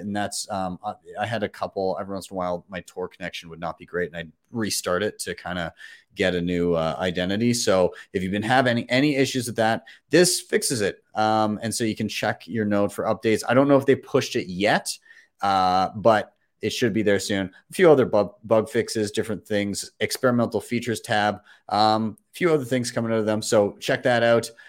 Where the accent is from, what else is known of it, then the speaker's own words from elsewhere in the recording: Calgary, Alberta, Canada; my hometown